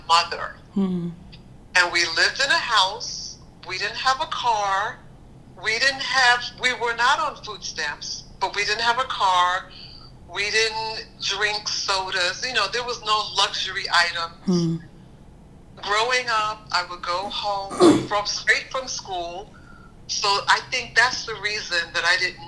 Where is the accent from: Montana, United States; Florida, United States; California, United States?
Florida, United States; Tampa; moved away as an adult; originally I'm from Tampa, Florida